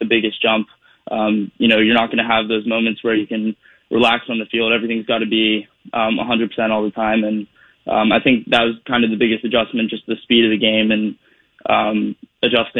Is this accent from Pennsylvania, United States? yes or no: yes; Pittsburgh, Pennsylvania, United States; I landed here in Pittsburgh. You know, to be able to do it in my hometown